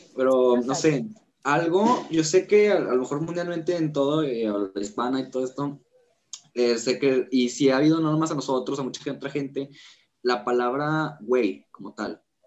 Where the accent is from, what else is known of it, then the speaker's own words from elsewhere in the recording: Nuevo León, Mexico; en el norte siempre son más acá como de, regios, o sea, así se nos conoce